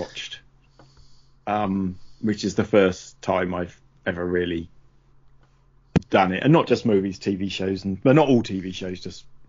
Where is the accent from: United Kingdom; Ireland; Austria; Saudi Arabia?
United Kingdom; we were shown as British people during the 70s and 80s